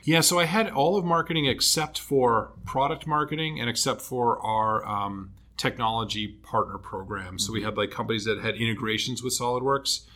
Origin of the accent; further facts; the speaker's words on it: Canton, Massachusetts, United States; I grew up um, south of Boston uh, in a town called Canton